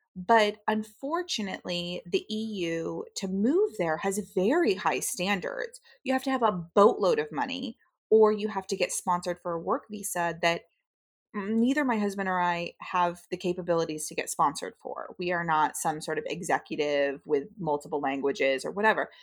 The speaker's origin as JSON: {"language": "English", "country": "United States", "said": "as a westernized person and as an American"}